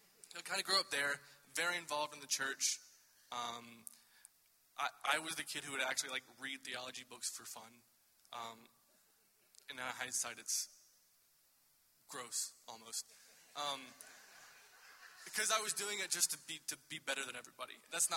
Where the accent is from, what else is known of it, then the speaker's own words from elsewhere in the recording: Fort Walton Beach, Florida, United States; also born or lived in North Alabama; when I was 6, moved to the Panhandle, Florida, Fort Walton Beach area. And mainly grew up there, which is still a very southern part of Florida. They call it Lower Alabama.